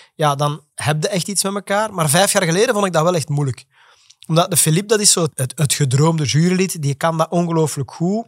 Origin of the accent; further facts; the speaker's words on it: Flemish Brabant, Flanders, Belgium; accent: Flemish; Flemish-Brabant; door mijn Vlaams accent.